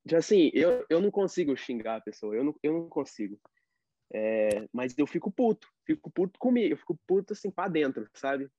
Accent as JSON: {"language": "Portuguese", "country": "Brazil", "moved": "yes", "lives_now": "United States", "said": "eu sou brasileiro, que eu não sei tudo ainda de inglês"}